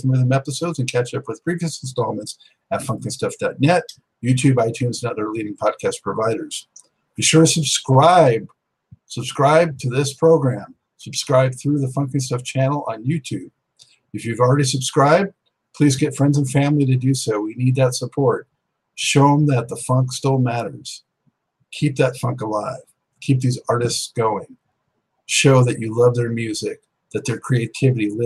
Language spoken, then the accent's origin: English; West Coast, United States; moved away as an adult; now in East Coast, United States; I grew up on the West Coast. When I moved out to the East Coast in 2006.